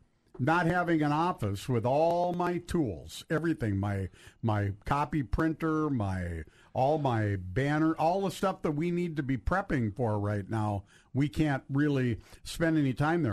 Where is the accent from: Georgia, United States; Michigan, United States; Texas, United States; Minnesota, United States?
Minnesota, United States; Duluth; now in Hermantown, United States; I live in Hermantown. But I'm still a Western Duluth boy, tried and true